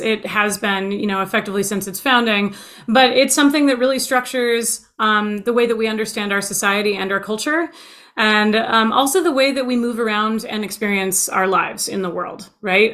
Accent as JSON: {"language": "English", "country": "United States", "tie": "born or raised there", "said": "my own nationalistic viewpoint is as an American, that's where I've been born and raised"}